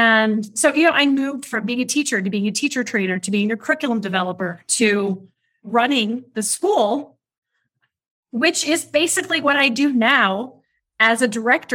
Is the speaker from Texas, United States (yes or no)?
no; Kansas, United States; moved away as an adult; also born or lived in Europe / Africa / Asia; now in Oaxaca, Mexico; I am American, originally from Kansas, but I call Oaxaca, Mexico, home.